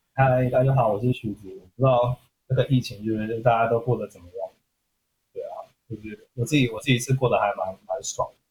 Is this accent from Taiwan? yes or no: yes; Keelung, Taiwan; moved away; also born or lived in Jinshan, New Taipei; 因为我是基隆人，然后我每个礼拜我都会呃回金山